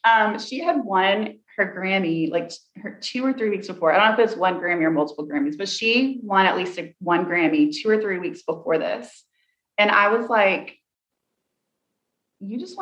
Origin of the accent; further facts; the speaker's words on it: Tennessee, United States; I'm from Tennessee and I say, a hurt dog will holler.